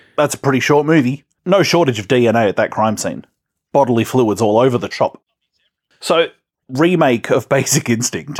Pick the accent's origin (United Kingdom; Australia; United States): Australia; we're Australian.